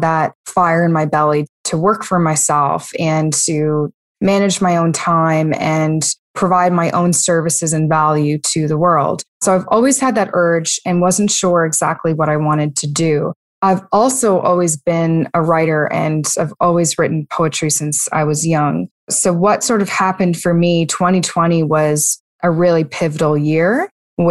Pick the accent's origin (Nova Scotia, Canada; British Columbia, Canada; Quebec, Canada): Nova Scotia, Canada; Halifax; I am from Halifax, Nova Scotia, which is in Canada.